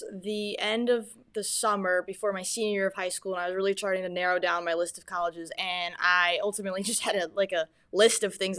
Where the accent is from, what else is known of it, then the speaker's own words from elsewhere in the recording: Southington, Connecticut, United States; I'm from Southington, Connecticut.